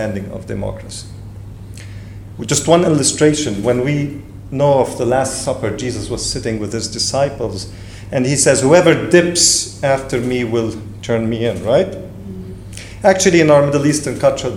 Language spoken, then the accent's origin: English; Lebanon; English is a second language; I do come from Lebanon, and I am Lebanese, so English is my third language